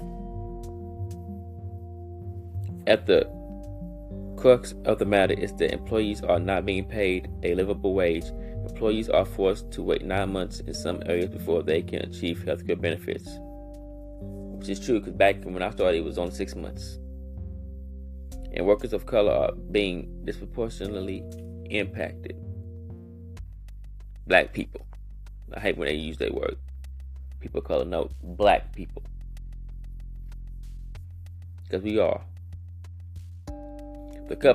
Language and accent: English; Louisville, Kentucky, United States; I grew up in the West End